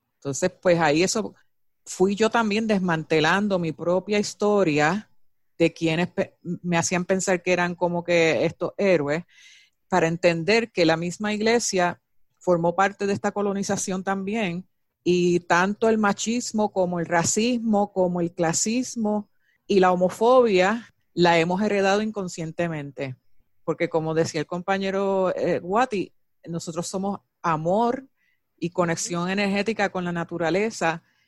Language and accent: Spanish; Puerto Rico; moved away; also born or lived in California; me fui de Puerto Rico, que estuve en California por 10 años